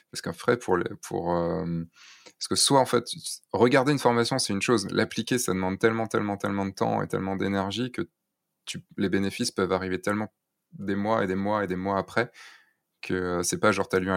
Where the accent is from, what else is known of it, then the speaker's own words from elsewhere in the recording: Rostrenen, Brittany, France; also born or lived in near Lorient / Rennes; Non, je suis pas de Rennes. Moi, je viens du centre-centre Bretagne, de Rostrenin